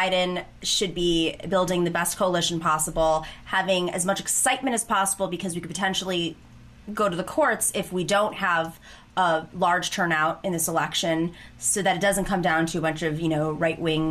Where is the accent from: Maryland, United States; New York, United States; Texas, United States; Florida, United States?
New York, United States; Buffalo; moved away; I grew up in Buffalo, New York